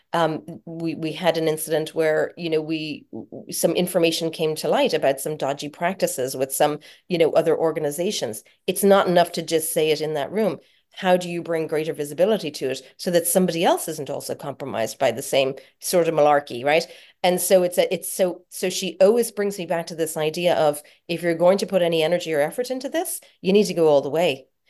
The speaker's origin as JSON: {"language": "English", "country": "Ireland", "said": "being Irish"}